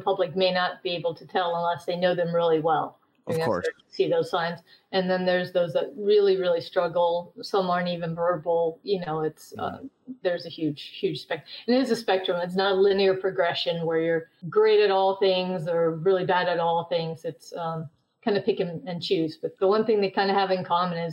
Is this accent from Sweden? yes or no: yes; Sweden; moved away; I'm originally from Sweden.